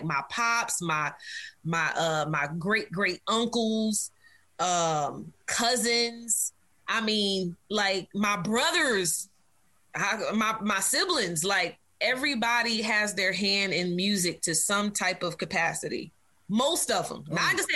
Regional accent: Virginia, United States; there were a few places we we bounced around to, um, but we settled in, in Virginia. And uh, child, my growing up in Virginia was cool though

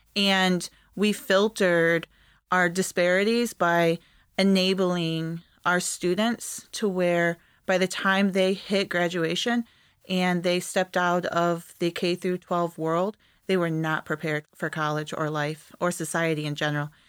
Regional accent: East Jordan, Michigan, United States; moved away; also born or lived in Peshawbestown, Michigan; East Jordan, where I went to school

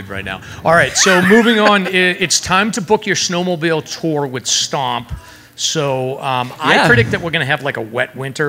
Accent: Massachusetts, United States; Okay, honestly, I'm from Massachusetts

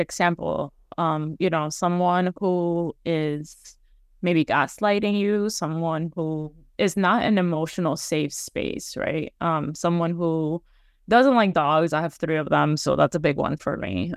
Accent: Miami, Florida, United States; moved away; growing up, like, in Florida, it's very much, or in Miami anyway

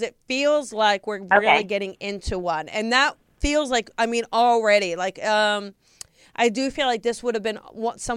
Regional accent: New Jersey, United States; I grew up in New Jersey

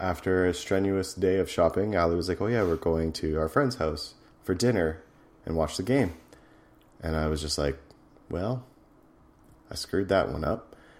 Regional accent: Edmonton, Alberta, Canada; my hometown, Edmonton

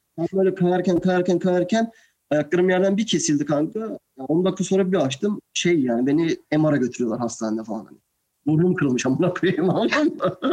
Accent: Turkey; moved away as an adult; also born or lived in Buffalo, United States / New York, United States; Aslen ben Türk'üm

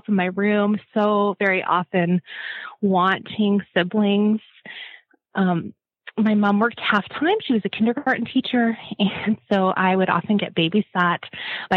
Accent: La Crete, Alberta, Canada; growing up in Lacrete

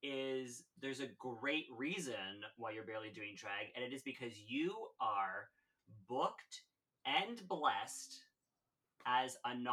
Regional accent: Canada; I'm Canadian

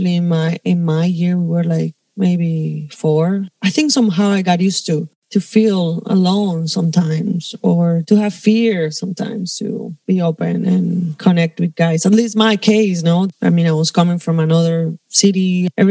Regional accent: Cali, Valle del Cauca, Colombia; moved away as an adult; also born or lived in Bogota, Colombia; now in Spain; I'm from Cali. It's a city more in the south of the country, close to the Pacific coast.

